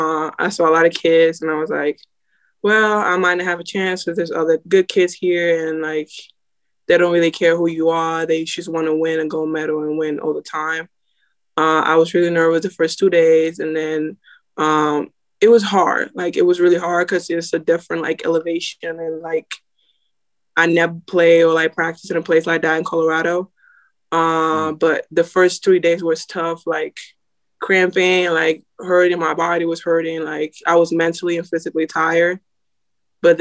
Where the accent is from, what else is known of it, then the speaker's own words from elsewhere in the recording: Dominican Republic; moved away; Like I came from Dominican Republic, and I found out the school that I was at, it was closing now.